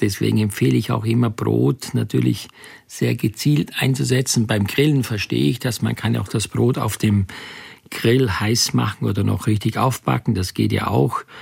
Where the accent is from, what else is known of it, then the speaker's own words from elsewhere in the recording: Styria, Austria; ich bin in der Steiermark groß geworden.